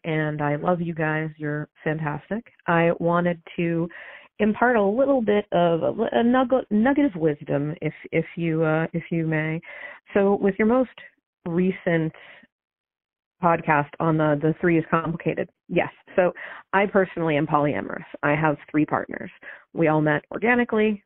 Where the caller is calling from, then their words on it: New Hampshire, United States; I'm calling from New Hampshire.